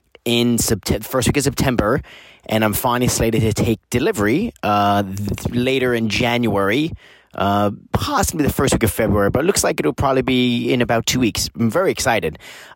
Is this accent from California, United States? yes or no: yes; Los Angeles, California, United States; I'm from Los Angeles, California.